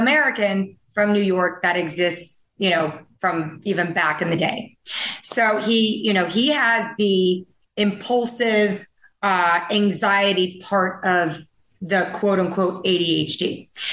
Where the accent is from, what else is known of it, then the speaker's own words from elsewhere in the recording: Taiwan; moved away; I grew up in Taiwan